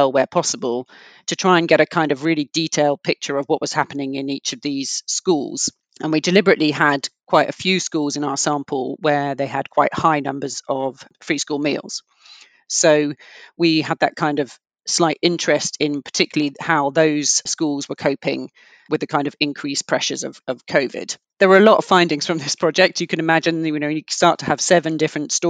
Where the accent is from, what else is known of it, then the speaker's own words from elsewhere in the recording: London, United Kingdom; I grew up in London in kind of very diverse area